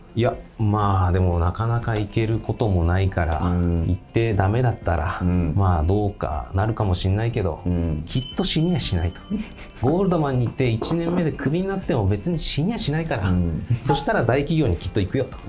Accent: Hyogo, Japan; also born or lived in Kyoto; もともと生まれ兵庫県なんですけれども、うんうん、兵庫県で生まれてですね

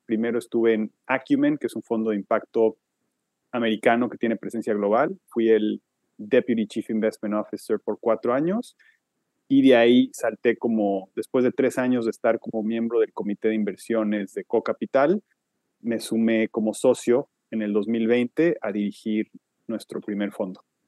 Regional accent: Mexico; moved away as an adult; also born or lived in Switzerland; now in New York, United States; soy mexicano, aunque llevo muchos años viviendo fuera del país

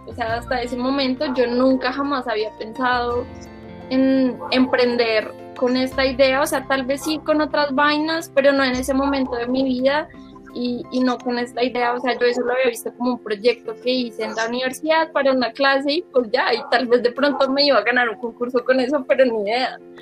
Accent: Bogotá, Colombia; yo que soy de Bogotá

